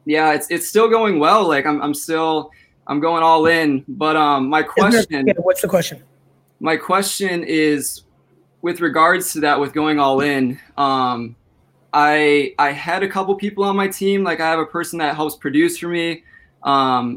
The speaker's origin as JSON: {"language": "English", "region": "Minnesota", "country": "United States", "said": "I'm from Minnesota. I'm 21 years old."}